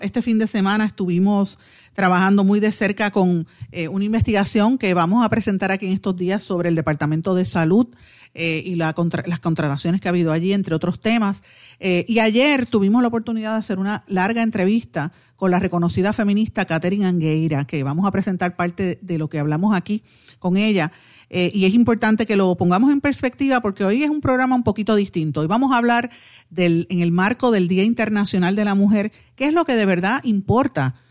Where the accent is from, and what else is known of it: Puerto Rico